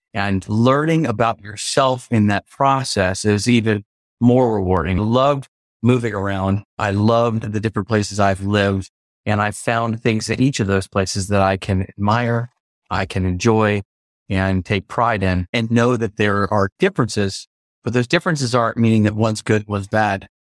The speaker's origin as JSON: {"language": "English", "country": "United States", "tie": "born or raised there", "also_born_or_lived": "New York / Connecticut / Maryland", "moved": "yes", "lives_now": "Memphis, United States", "said": "I was born in New York, grew up in Connecticut and Maryland, D C area"}